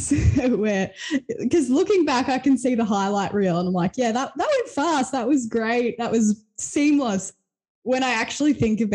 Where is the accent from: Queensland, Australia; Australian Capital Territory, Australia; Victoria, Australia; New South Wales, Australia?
Victoria, Australia; Sale; moved away as an adult; also born or lived in Melbourne; I grew up in Sale, so that was like my childhood, adolescent life